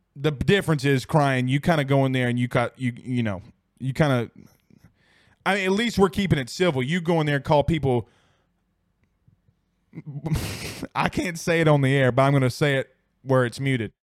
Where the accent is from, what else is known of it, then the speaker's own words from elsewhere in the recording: Franklinton, Louisiana, United States; I'm from Franklinton